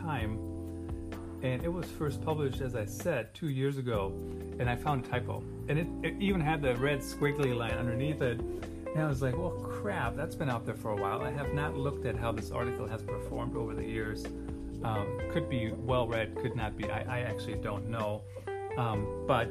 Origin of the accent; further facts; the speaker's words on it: Germany; English is a second language; moved away; Did you guys know I grew up in Germany?